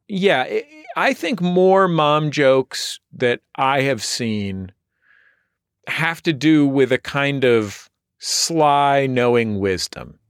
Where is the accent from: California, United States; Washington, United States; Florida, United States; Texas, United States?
California, United States; San Francisco; now in Los Angeles, United States; I'm from San Francisco